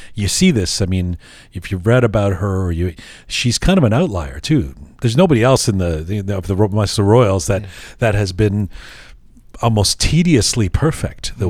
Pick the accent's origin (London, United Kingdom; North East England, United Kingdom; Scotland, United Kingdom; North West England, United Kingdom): London, United Kingdom; now in Canada; I was born in London